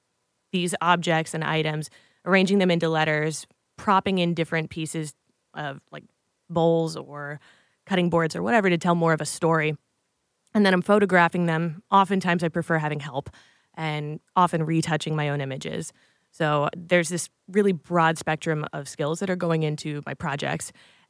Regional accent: Ohio, United States; I'm from Ohio. I live in Columbus right now

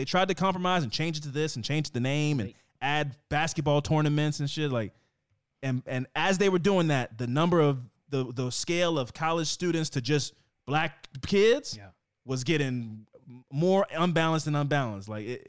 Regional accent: Oakland, California, United States; I'm from Oakland.

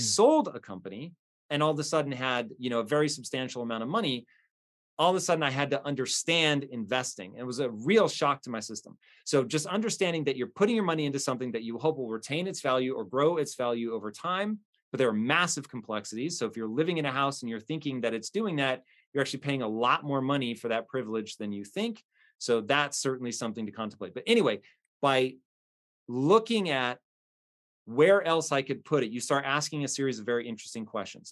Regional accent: United States; as an American

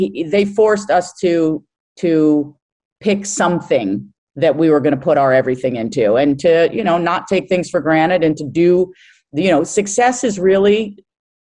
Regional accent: Larchmont, New York, United States; moved away; Grew up in Larchmont, New York

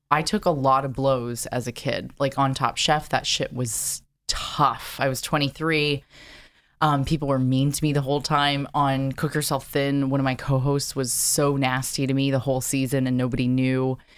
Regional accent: Carlsbad, California, United States; also born or lived in San Diego, California; I grew up in Carlsbad, which is right next to Del Mar

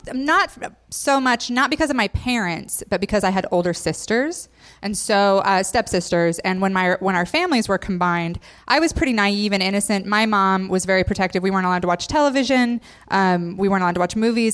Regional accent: Idaho, United States; I grew up in Idaho, so all my friends were Mormon.

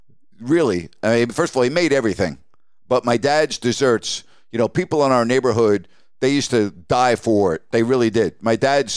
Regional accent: Long Island, New York, United States; growing up on Long Island

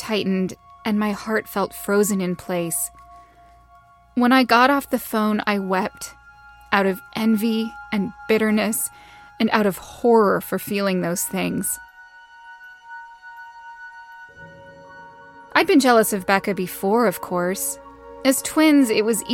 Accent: Pacific Northwest, United States; now in Los Angeles, United States; growing up in the Pacific Northwest

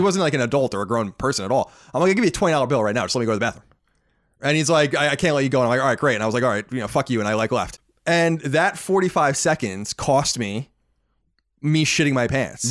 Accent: Long Island, New York, United States; also born or lived in Boston; now in Los Angeles, United States; born and raised on Long Island

